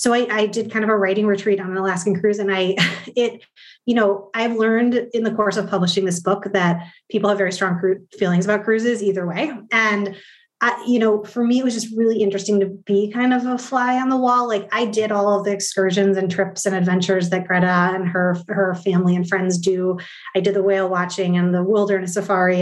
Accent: Midwest, United States; I'm from the Midwest. I grew up in a very practical place

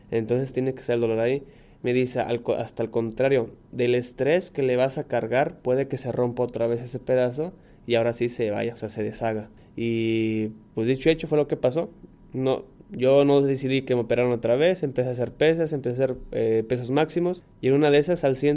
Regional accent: Mexico; nosotros como deportistas mexicanos nos hemos adaptado, sabemos, así como sabemos que el fútbol es lo primero que está aquí en México

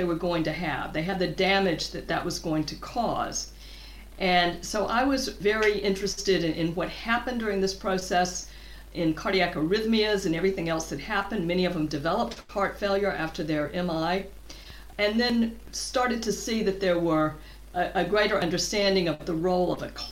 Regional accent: southern U.S., Georgia, United States; moved away as an adult; also born or lived in Atlanta, Georgia; now in Cambridge, United Kingdom; I grew up in the southern U.S., actually in the state of Georgia

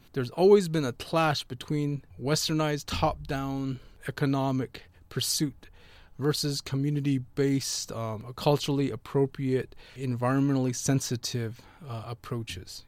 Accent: Big Mountain, Navajo land, Arizona, United States; I was raised by my great-grandparents, um, in the, our real traditional way. The place is called Big Mountain.

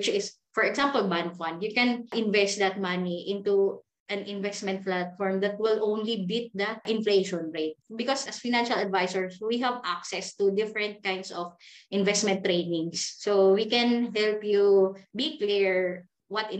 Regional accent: Davao City, Davao Region, Philippines; moved away as an adult; now in Manila, Philippines; I'm from Davao. And then I leave Davao. I started here in Manila from negative

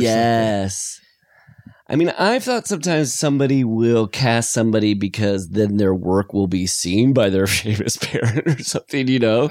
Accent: Iowa, United States; I'm from Iowa

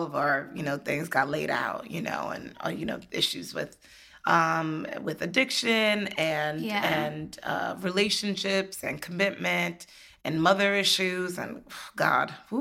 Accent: United States; born or raised there

